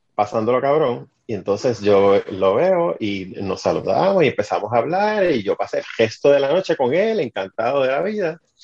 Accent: Utuado, Puerto Rico; encuentro con alguien de Utuado, mm. de mi pueblo.

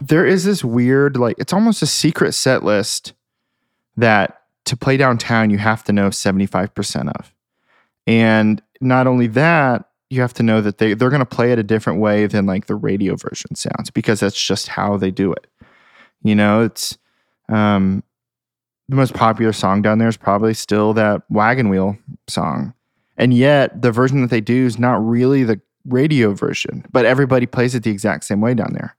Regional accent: Hamilton, Ohio, United States; moved away as an adult; now in Nashville, United States; I am from Hamilton, Ohio, which is, like, southwest, north of Cincinnati

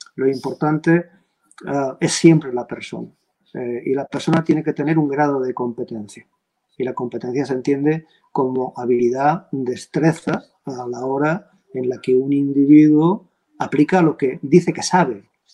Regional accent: Valencian Community, Spain; aquí en mi tierra, yo soy valenciano

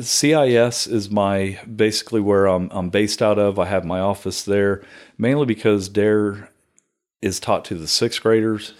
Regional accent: Circleville, Ohio, United States; also born or lived in Chillicothe, Ohio; grew up around Circleville my entire life until, until my wife from Knock'em Stiff took me out

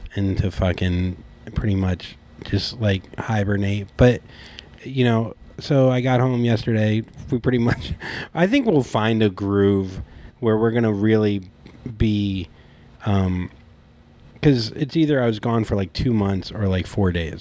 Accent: Port St. Lucie, Florida, United States; moved away; I'm from Port St. Lucie

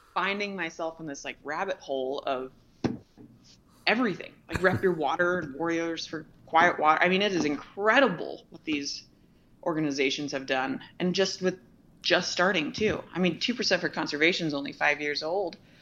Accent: Ventura, California, United States; I was born and raised in Ventura, California

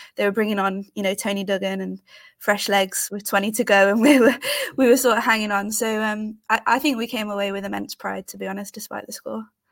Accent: United Kingdom; also born or lived in Leicester; I'm based in Leicester. I'm from the Midlands.

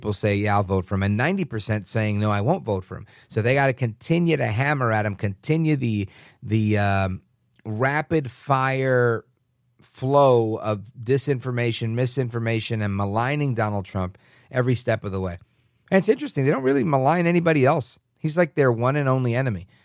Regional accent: New York City, New York, United States; As a little kid growing up in Brooklyn

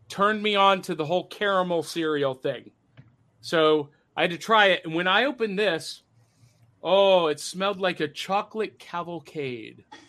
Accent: Nashville, Tennessee, United States; my hometown of Nashville, Tennessee

